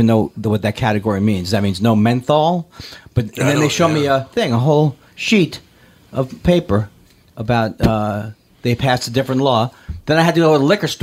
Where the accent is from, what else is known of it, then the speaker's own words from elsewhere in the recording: California, United States; I'm from California